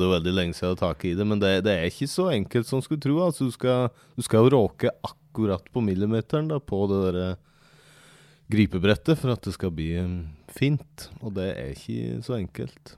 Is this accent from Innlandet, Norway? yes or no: yes; Aurdal, Innlandet, Norway; now in Fagernes, Norway; Jeg er egentlig fra, fra Aurdal, men eh, nå bor jeg på Fagernes